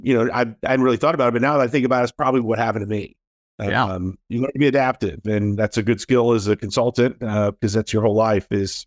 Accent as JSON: {"language": "English", "town": "Daytona Beach", "region": "Florida", "country": "United States", "tie": "born or raised there", "said": "Yeah, I grew up in Daytona Beach, Florida. Actually born in Daytona Beach, Florida. So not a lot of native Floridians these days, it seems like"}